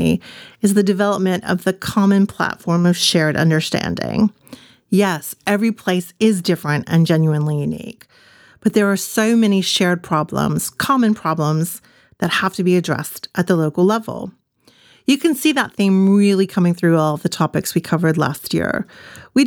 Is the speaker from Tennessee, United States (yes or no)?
yes; Lawrenceburg, Tennessee, United States; Lawrenceburg, Tennessee, my hometown